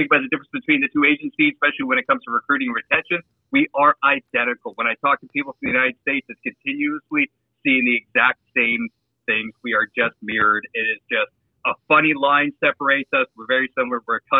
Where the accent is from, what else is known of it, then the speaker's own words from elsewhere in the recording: on the New York State border, Ontario, Canada; I grew up on the New York State border. We used to go over literally every single week.